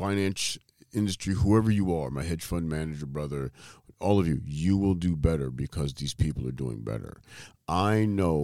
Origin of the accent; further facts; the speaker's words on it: Ohio, United States; I'm from Ohio.